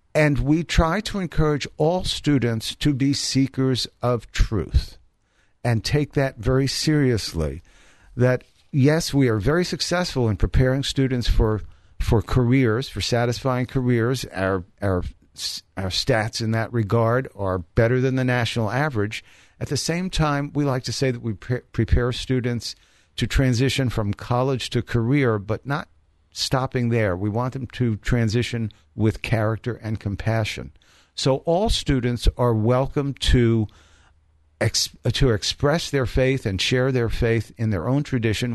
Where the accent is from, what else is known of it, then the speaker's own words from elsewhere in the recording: New York City, New York, United States; now in Columbus, United States; I grew up in the Bronx, New York